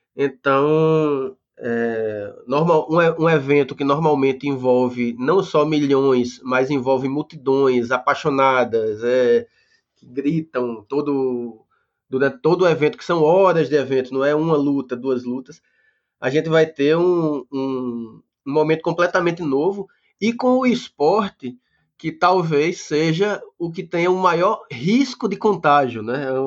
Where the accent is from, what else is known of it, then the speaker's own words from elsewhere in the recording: Recife, Pernambuco, Brazil; eu sou do, do Recife também